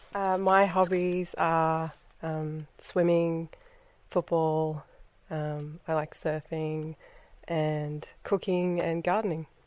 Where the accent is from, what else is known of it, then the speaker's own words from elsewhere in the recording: Australia; now in Scotland, United Kingdom; I'm from Australia and I live in Scotland and I'm visiting France for the weekend